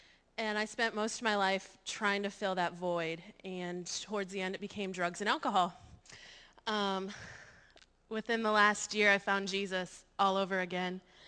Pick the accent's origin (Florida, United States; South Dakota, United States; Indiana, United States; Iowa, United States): South Dakota, United States; Sioux Falls; I'm 28, and I'm from Sioux Falls, South Dakota.